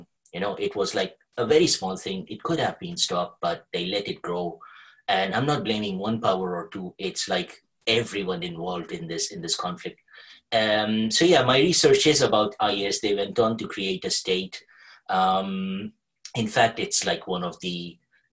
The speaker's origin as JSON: {"language": "English", "country": "Kuwait", "tie": "born or raised there", "said": "I was born and brought up in Kuwait"}